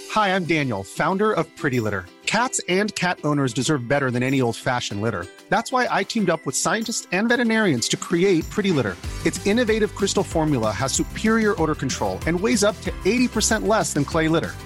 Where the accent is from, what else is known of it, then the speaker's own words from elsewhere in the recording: Sala, Västmanland, Sweden; also born or lived in Algiers, Algeria / Ransta; now in Stockholm, Sweden; jag är basically född i Sverige. Mina erfarenheter finns i Sala och i Ransta